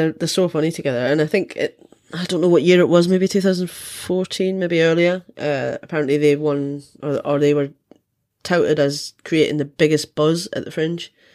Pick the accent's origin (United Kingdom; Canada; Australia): United Kingdom; Scotland; me being Scottish, drinking is part of our culture